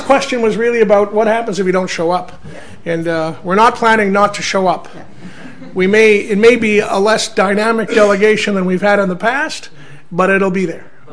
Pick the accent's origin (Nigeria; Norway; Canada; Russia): Canada; growing up in Canada